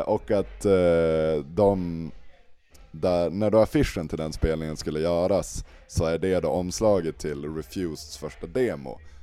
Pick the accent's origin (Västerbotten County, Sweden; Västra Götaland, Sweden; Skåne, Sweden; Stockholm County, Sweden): Västerbotten County, Sweden; Malå; now in Umeå, Sweden; jag är uppväxt i liksom Sveriges femte minsta kommun